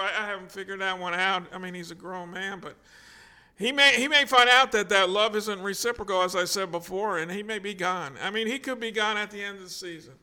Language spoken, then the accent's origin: English; New Jersey, United States; I'm from New Jersey.